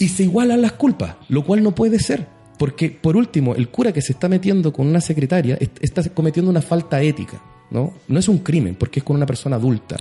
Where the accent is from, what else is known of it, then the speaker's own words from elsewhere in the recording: Arica, Arica y Parinacota, Chile; also born or lived in La Serena; yo soy de Arica